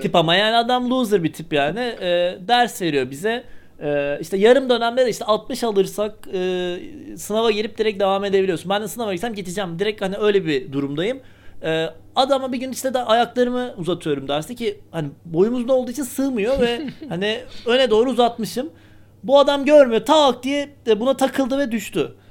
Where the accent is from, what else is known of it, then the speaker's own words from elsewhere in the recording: Eskişehir, Turkey; ben Eskişehirli olarak